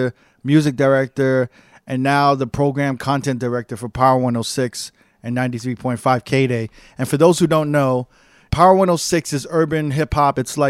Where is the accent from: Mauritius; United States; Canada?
United States; New York; moved away as an adult; Never and I are from New York. So yeah. we grew up on New York radio.